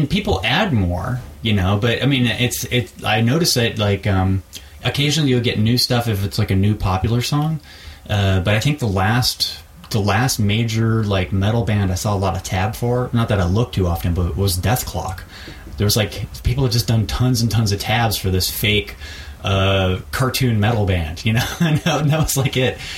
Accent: Texas, United States; born there; I'm sort of from Texas. I was born there. I you know traveled around a lot

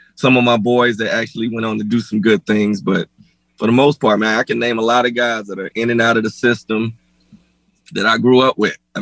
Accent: Folkston, Georgia, United States; moved away; also born or lived in Denver; Folkston, Georgia. South Georgia. Mm-hmm. Small town.

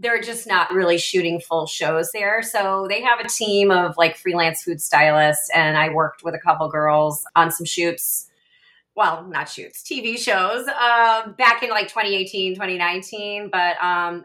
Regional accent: Rochester, New York, United States; moved away as an adult; also born or lived in Buffalo, United States / Atlanta, United States / Australia; now in St. Petersburg, United States; I was born in Buffalo, but grew up in Rochester

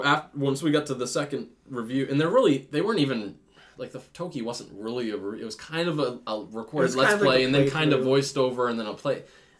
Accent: Maine, United States; we're from Maine

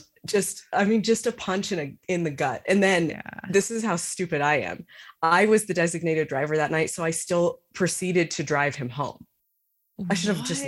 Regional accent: United States; also born or lived in Sydney, Australia; I'm an American in Australia

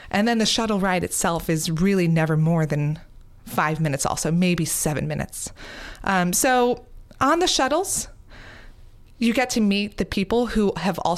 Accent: New York, United States; I'm a New Yorker.

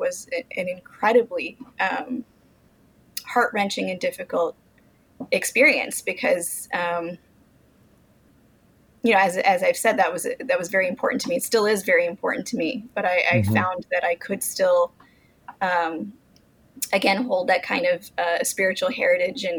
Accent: Mitchellville, Maryland, United States; I grew up in Mitchellville, Maryland, which is just outside of D.C.

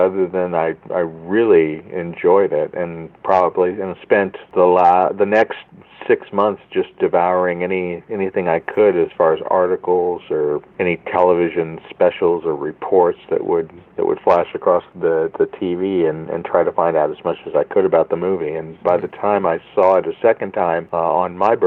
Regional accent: Central California, United States; Living in a rural small community in Central California, we didn't really have access to much in the way of film equipment

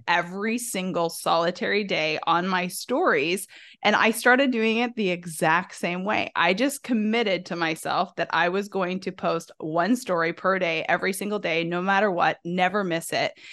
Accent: the South, United States; I'm from the South

